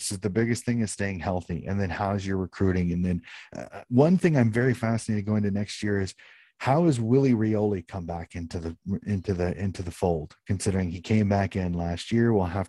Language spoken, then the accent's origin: English; United States; being an American, being in the US